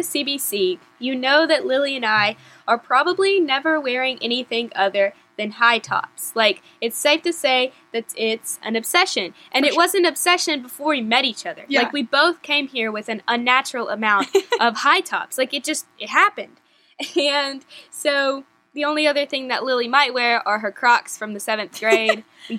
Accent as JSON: {"language": "English", "country": "Mexico", "tie": "born or raised there", "also_born_or_lived": "Texas, United States", "said": "I was born in Texas, and I spent most of my childhood growing up in Mexico, where my parents served as missionaries for the Baptist Missionary Association of America as church planters"}